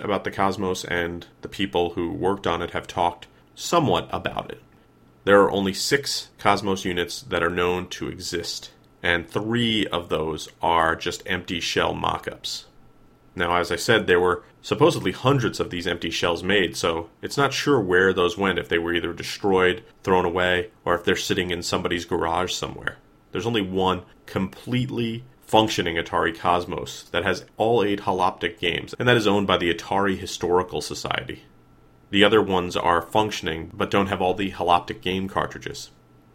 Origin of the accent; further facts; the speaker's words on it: United States; I grew up right outside of New York City.